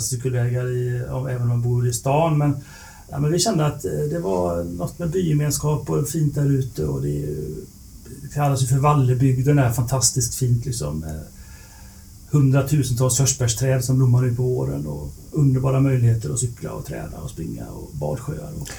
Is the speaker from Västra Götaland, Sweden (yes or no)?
yes; Lerum, Västra Götaland, Sweden; Jag är från Lerum utanför Göteborg